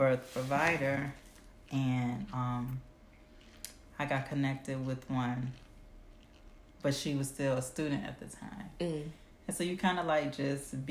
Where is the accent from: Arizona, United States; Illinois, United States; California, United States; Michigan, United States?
Illinois, United States; Evanston; I'm from Evanston